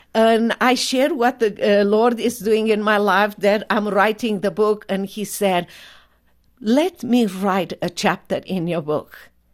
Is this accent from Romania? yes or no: yes; Romania; English is a second language; moved away as an adult; now in United States